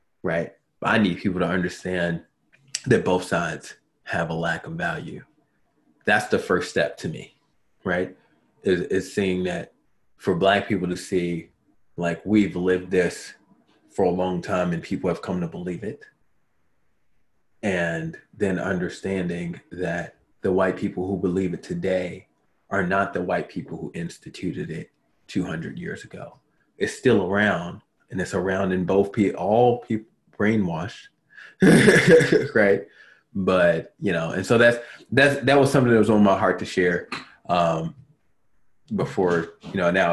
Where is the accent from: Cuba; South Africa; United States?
United States; Baltimore, Maryland; I come from Baltimore